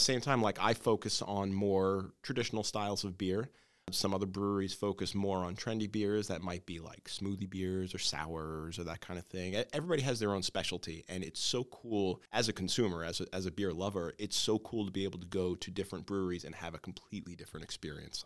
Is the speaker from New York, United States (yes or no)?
yes; New York City, New York, United States; moved away as an adult; now in Hackettstown, United States; I grew up on Staten Island